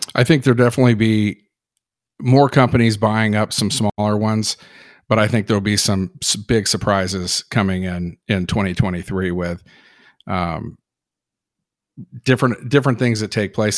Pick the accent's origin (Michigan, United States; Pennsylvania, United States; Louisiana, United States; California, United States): California, United States; Berkeley; I was born in California, Berkeley, California